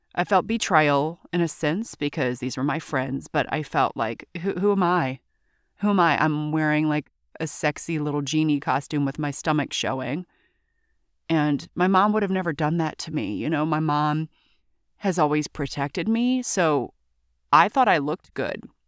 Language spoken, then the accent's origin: English; Baton Rouge, Louisiana, United States; I'm originally from Baton Rouge, but my soul is from New Orleans.